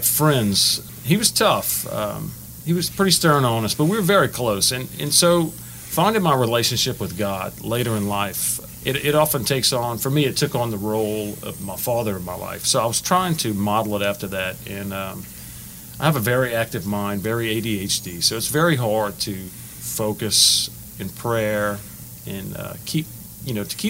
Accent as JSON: {"language": "English", "town": "Lake Charles", "region": "Louisiana", "country": "United States", "tie": "born or raised there", "also_born_or_lived": "Lafayette, Louisiana", "said": "was born and raised in Lafayette till about first grade. Then we moved to Lake Charles"}